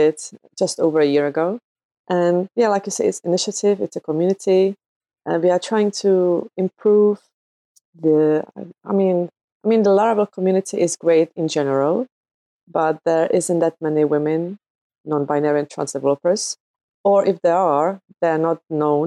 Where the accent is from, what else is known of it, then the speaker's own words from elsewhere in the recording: Czechia; now in United Kingdom; I live in the UK. I'm originally from the Czech Republic